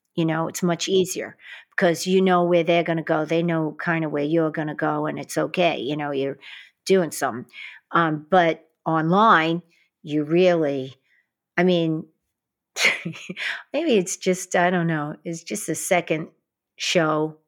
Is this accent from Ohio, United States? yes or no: no; New York City, New York, United States; growing up in Queens and Brooklyn